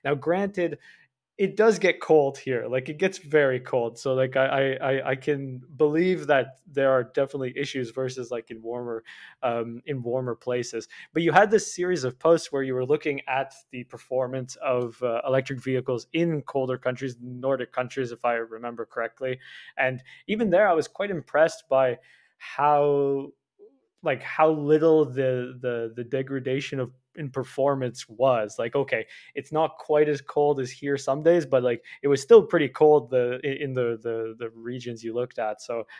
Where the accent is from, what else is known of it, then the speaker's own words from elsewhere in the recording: Canada; So like I'm from Canada, it is very cold even right now